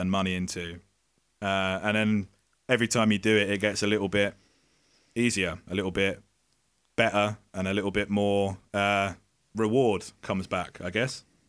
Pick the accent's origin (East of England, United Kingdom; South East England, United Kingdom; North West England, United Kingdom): East of England, United Kingdom; Essex; we would play in pubs in our, in our local area in Essex